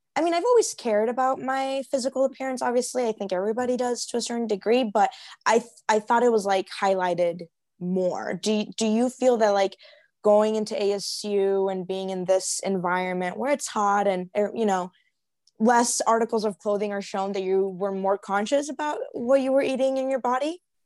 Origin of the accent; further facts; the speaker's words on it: Chicago, Illinois, United States; moved away as an adult; now in Arizona, United States; I'm from Chicago. So our winters are very long